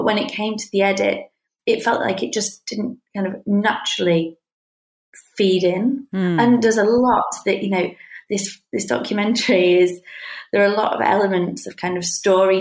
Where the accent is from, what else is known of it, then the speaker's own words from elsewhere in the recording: United Kingdom; I'm from Britain